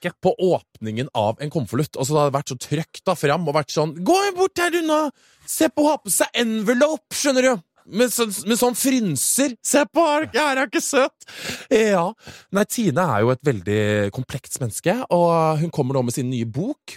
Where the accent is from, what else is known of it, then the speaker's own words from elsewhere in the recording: Oslo, Norway; also born or lived in San Francisco; jeg vokste opp i Oslo